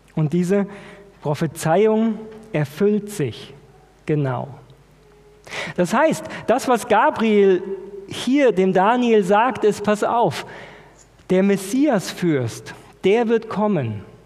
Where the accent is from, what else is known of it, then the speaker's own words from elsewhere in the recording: Germany; wir als Deutsche